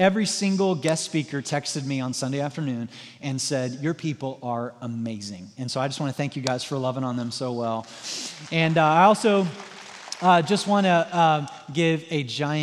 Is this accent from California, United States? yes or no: no; Southwest Missouri, United States; moved away as an adult; now in Indiana, United States; I'm like from Southwest Missouri